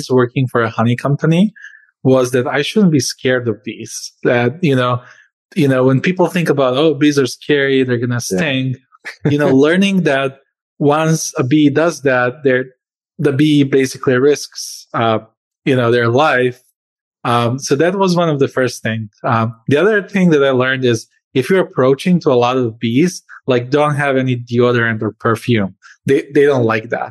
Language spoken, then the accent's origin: English; Serbia; moved away as an adult; also born or lived in Croatia / Spain / Norway; now in United States; I was born in Croatia, but I grew up and spent most of my life in Serbia.